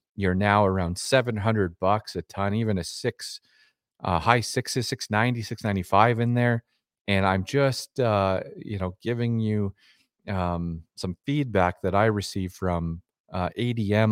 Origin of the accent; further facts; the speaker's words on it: Dormy, Saskatchewan, Canada; a kid growing up in Dormy, Saskatchewan